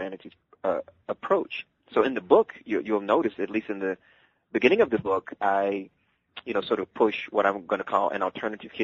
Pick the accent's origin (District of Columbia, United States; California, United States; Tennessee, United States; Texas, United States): Texas, United States; Dallas; moved away; I actually grew up in the South, in Dallas, Texas